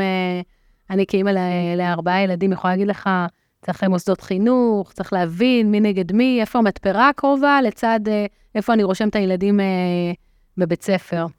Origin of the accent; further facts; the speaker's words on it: Petah Tikva, Central District, Israel; now in Rosh HaAyin, Israel; גדלתי בעיר פתח תקווה